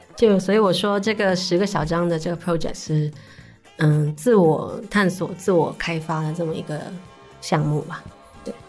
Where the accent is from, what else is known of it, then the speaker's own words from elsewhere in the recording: Shanwei, Guangdong, China; 我是出生在上海那边嘛。嗯，嗯。然后我们那边就是佛教的那个氛围很好